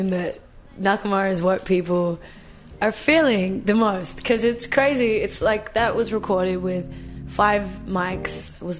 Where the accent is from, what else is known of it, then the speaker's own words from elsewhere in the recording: Australia; as an Australian